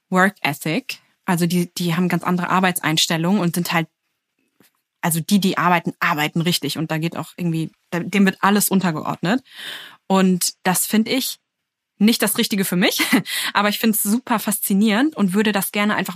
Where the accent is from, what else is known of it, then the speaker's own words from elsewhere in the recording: Berlin, Germany; Ich komme aus Berlin. Ich spreche gut Englisch und ich habe auch vor, danach wieder zurück nach Berlin zu gehen.